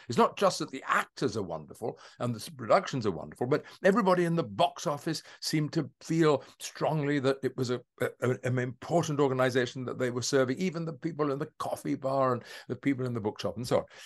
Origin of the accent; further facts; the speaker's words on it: London, United Kingdom; I was born in Streatham